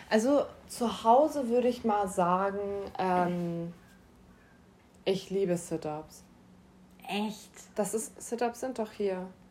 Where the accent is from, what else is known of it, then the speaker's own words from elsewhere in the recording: Schleswig-Holstein, Germany; ich komme auch aus Schleswig-Holstein